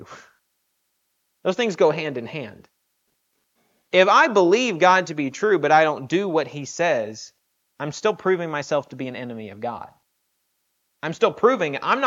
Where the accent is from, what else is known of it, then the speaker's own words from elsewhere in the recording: the South, United States; I've growing up in the South